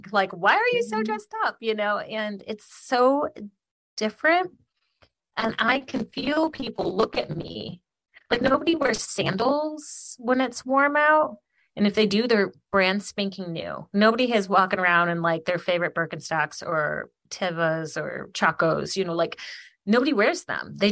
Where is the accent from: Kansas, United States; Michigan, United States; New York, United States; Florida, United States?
Michigan, United States; Ypsilanti; granted where i'm from Ypsi and arbor like people are like salt